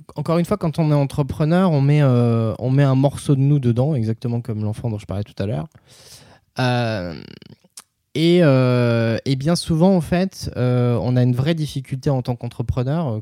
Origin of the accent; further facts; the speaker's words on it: Nevers, Bourgogne-Franche-Comté, France; à Nevers, dans le centre de la France, qui est ma région d'origine